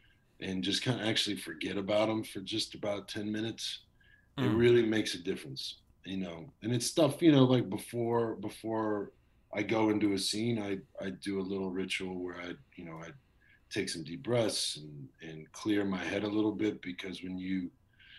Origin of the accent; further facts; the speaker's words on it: Texas, United States; now in Los Angeles, United States; I'm from Texas